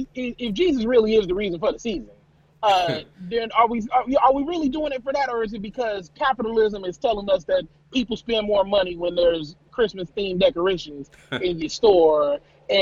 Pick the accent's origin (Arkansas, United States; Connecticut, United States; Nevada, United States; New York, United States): Nevada, United States; Las Vegas; I'm from Vegas.